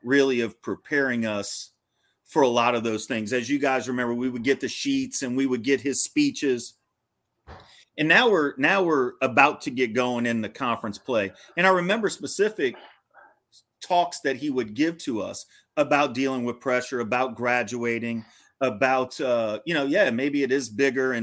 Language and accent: English; Louisiana, United States; growing up in Louisiana